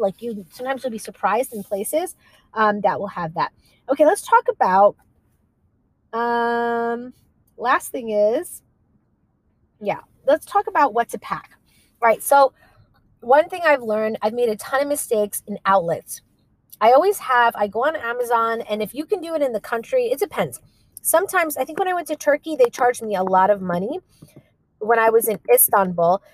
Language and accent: English; New York, United States; we're from New York